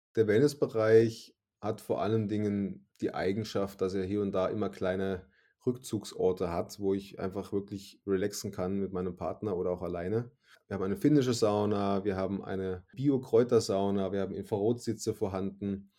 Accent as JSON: {"language": "German", "town": "Suhl", "region": "Thuringia", "country": "Germany", "tie": "born or raised there", "moved": "as an adult", "lives_now": "Salzburg State, Austria", "said": "Ich bin in, in der schönen Stadt Suhl, im grünen Herzen Deutschlands in Thüringen geboren"}